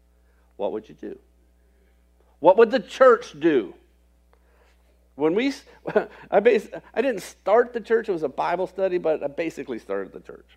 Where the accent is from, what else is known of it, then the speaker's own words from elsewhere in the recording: Florida, United States; moved away as an adult; also born or lived in rural Indiana; I grew up in Florida, so it's oranges and grapefruits and all that sort of stuff.